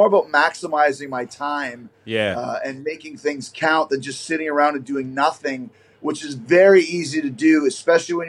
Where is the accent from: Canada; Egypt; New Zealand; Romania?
Canada; I grew up in Canada, so it's all the CBC